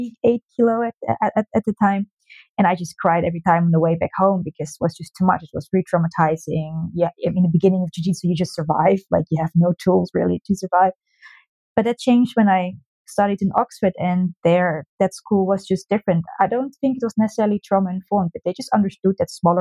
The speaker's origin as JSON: {"language": "English", "country": "Netherlands", "moved": "yes", "said": "I'm originally from the Netherlands and I started also in the Netherlands"}